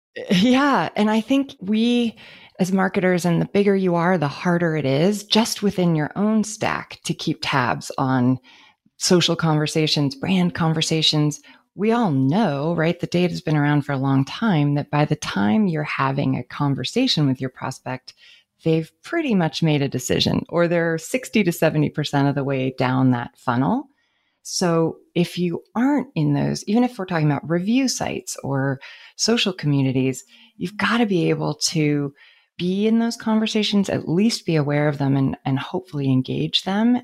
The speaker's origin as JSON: {"language": "English", "town": "San Francisco", "region": "California", "country": "United States", "tie": "born or raised there", "said": "I grew up in San Francisco"}